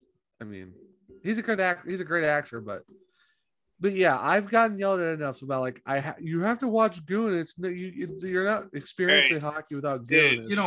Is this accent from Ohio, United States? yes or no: yes; Ohio, United States; No, I'm from Ohio.